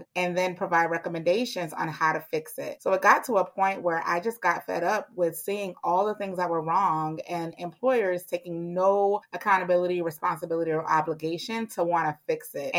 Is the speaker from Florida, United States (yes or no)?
yes; Miami, Florida, United States; moved away as an adult; now in Atlanta, United States; I'm originally from Miami, Florida